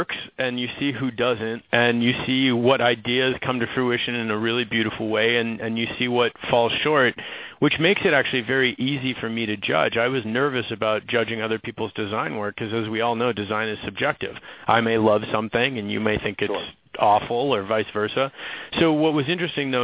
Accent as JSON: {"language": "English", "town": "Minneapolis", "region": "Minnesota", "country": "United States", "tie": "born or raised there", "said": "I grew up in Minneapolis. I mean, that is Target town and where Target's based"}